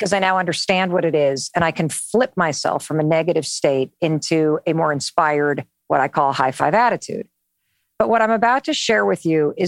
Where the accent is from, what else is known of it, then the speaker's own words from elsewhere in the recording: North Muskegon, Michigan, United States; I grew up in Western Michigan, North Muskegon